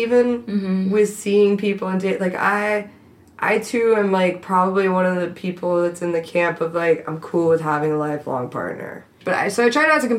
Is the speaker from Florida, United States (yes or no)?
yes; Miami, Florida, United States; moved away; growing up in Miami